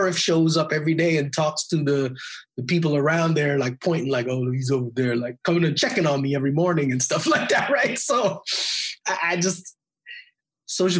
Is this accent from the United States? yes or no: no; Edmonton, Alberta, Canada; I grew up in Edmonton, Alberta, which is north of Montana in Canada, right?